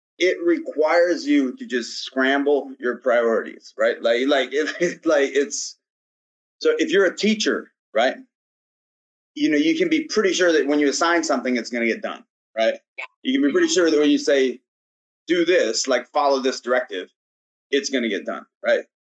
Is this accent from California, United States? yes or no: no; Gladwin, Michigan, United States; I'm from Michigan. All right, Michigan's kind of a backwoods type place, kind of an outdoorsy type place. And then I'm from a small town, like as small as you can get, kind of not as small. We got three stoplights. We got three stoplights in Gladwin, right? So like, we just played sports all the time. Like that's all you did as a kid.